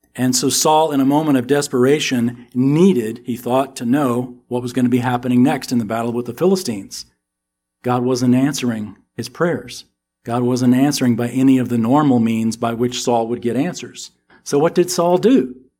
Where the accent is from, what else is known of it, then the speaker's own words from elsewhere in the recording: Texas, United States; accent: American; we're from Texas